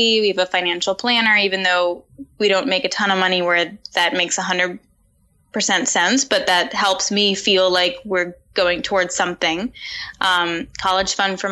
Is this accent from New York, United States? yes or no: yes; New York City, New York, United States; Upper West Side of Manhattan.